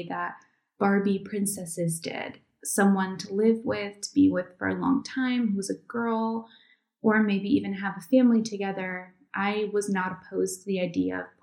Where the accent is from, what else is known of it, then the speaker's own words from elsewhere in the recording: Connecticut, United States; moved away as an adult; also born or lived in New York City; now in Iceland; Although I was born in New York City and I lived there for years before moving to Iceland 2 years ago, I grew up mostly just over the New York border in Connecticut